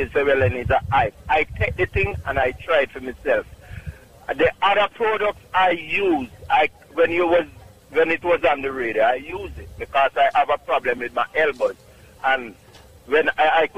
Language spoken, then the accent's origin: English; Clark's Town, Trelawny, Jamaica; now in Bronx, New York, United States; Clarkstown, Jamaica, Trelawney.